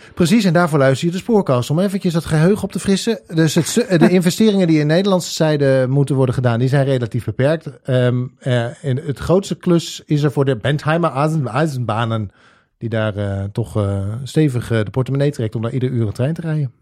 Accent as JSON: {"language": "Dutch", "region": "Drenthe", "country": "Netherlands", "tie": "born or raised there", "said": "ik ben opgegroeid in Drenthe"}